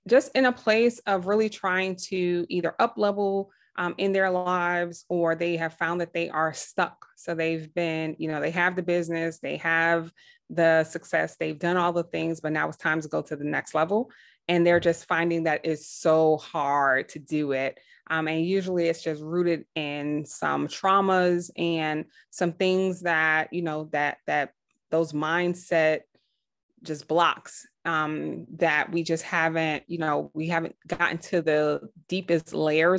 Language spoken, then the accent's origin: English; New York City, New York, United States; I grew up, I'm from Brooklyn, New York in the 80s.